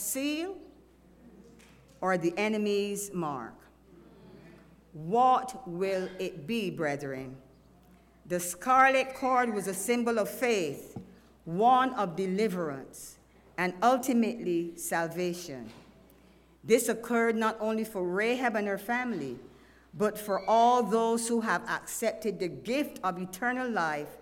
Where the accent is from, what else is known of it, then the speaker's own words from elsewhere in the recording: Barbados; now in Texas, United States; I am from Barbados